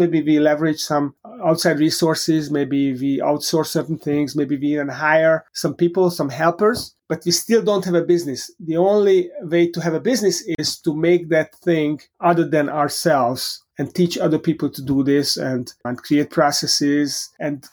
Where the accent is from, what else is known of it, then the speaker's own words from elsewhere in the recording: Hungary; moved away as an adult; also born or lived in Europe; now in United States; I grew up in Hungary